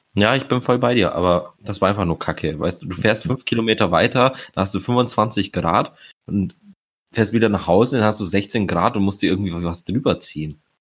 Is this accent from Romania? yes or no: yes; Romania; now in Germany; ich als Rumäne